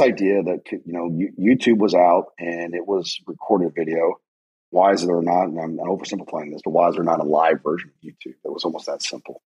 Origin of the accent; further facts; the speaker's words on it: United States; I'm an American